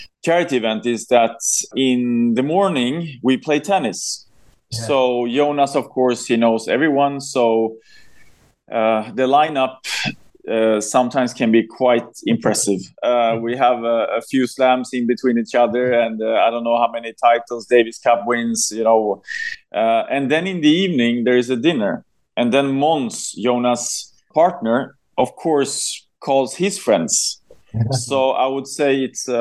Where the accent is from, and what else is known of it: Sweden; born or raised there